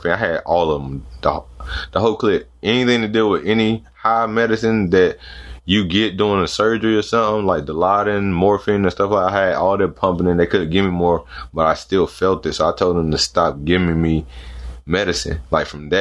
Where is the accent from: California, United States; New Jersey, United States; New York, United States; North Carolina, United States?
North Carolina, United States; I'm from North Carolina